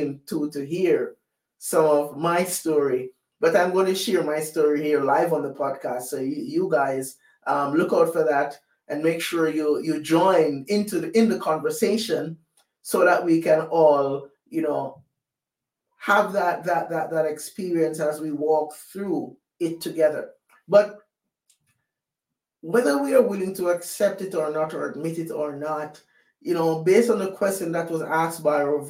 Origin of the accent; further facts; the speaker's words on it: Jamaica; moved away; I was born and raised in Jamaica